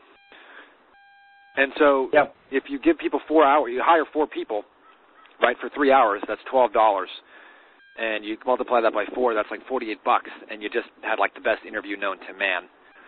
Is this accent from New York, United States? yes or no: yes; New York, United States; now in San Diego, United States; I'm from New York